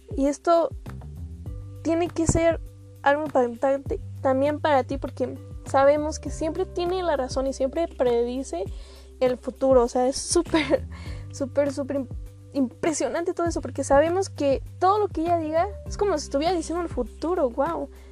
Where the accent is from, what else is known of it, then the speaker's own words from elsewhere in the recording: Mexico; como mexicanos tenemos bastantes culturas